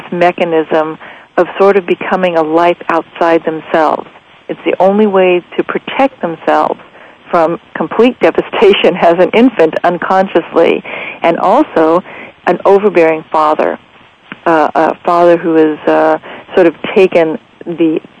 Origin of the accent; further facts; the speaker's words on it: Las Vegas, Nevada, United States; Las Vegas, Nevada, which is my hometown where I live